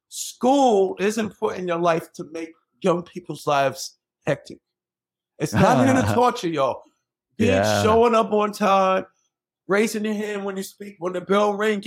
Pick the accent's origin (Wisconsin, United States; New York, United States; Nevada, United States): New York, United States; New York City; also born or lived in Hollis; But I'm coming from Queens.